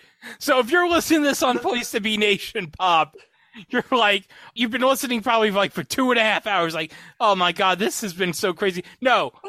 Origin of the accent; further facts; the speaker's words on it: New York, United States; I'm from New York